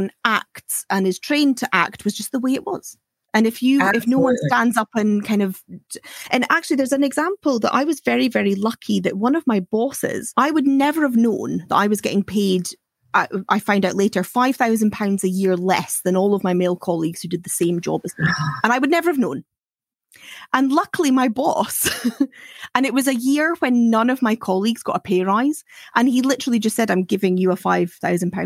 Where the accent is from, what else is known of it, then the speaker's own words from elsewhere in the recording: Aberdeen, Scotland, United Kingdom; I'm from Aberdeen, so I have worked in the oil industry